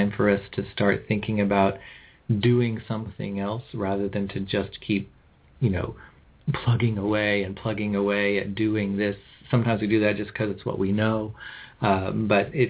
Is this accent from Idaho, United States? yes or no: no; California, United States; I'm from California.